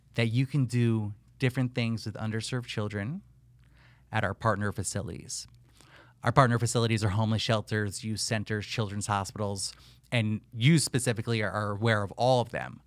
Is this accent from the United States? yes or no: yes; northern New Jersey, United States; moved away as an adult; also born or lived in Pittsburgh, Pennsylvania; now in Miami, United States; born and raised in northern New Jersey